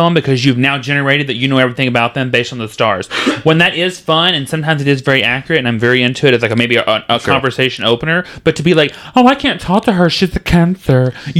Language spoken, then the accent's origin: English; Texas, United States; Like, I'm from Texas, and in Texas, I'm like, oh, you don't believe in magic.